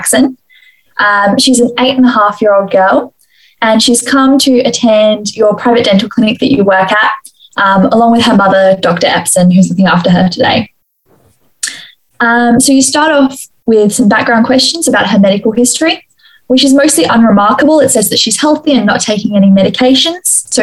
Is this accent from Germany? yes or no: no; Adelaide, South Australia, Australia; I'm in BDS2 and I'm from Adelaide